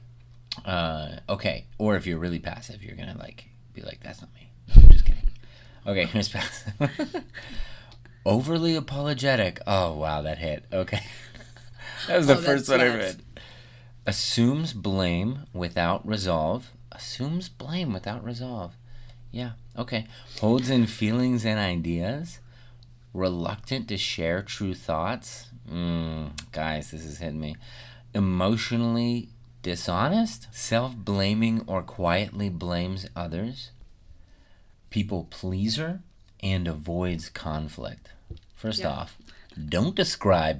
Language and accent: English; Midwest, United States; I grew up in the Midwest